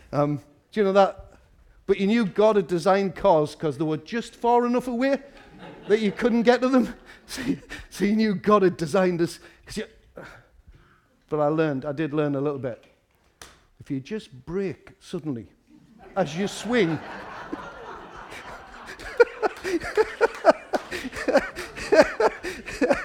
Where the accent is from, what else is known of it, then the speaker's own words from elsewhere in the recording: Newcastle upon Tyne, North East England, United Kingdom; I'm from Walker. We start very early in Walker.